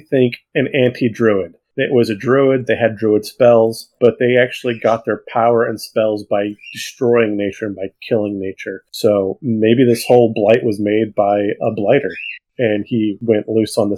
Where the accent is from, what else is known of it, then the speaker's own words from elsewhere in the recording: Central California, United States; I grew up in Central California